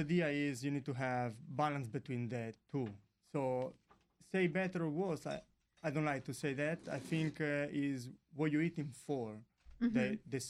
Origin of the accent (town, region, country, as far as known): Montefalco, Umbria, Italy; English is a second language